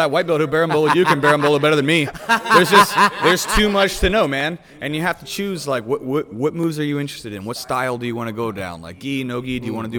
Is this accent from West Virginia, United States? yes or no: yes; West Virginia, United States; My coach was a blue belt. There wasn't a black belt. I'm from West Virginia.